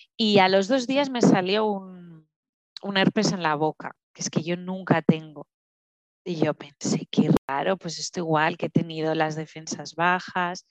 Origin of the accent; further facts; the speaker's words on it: Huesca, Aragon, Spain; moved away as an adult; also born or lived in French-speaking Switzerland; now in Switzerland; yo soy de Huesca, de Huesca capital, aunque sea pequeñita. Eh, vivo en Suiza, en la parte francesa, ya desde hace cuatro años y medio